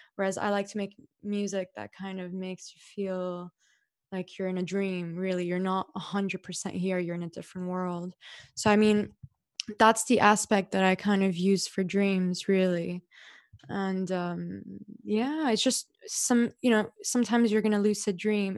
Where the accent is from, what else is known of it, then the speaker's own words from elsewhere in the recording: Dubai, United Arab Emirates; as a kid growing up in Dubai